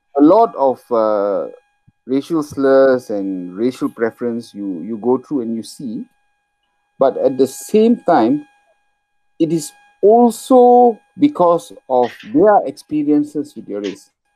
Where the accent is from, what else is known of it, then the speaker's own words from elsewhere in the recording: Penang, Malaysia; we are from Penang